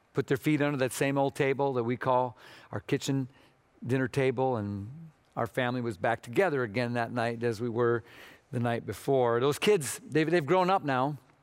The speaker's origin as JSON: {"language": "English", "region": "Minnesota", "country": "United States", "moved": "yes", "said": "I'm from Minnesota, or as we sometimes say, Minnesota"}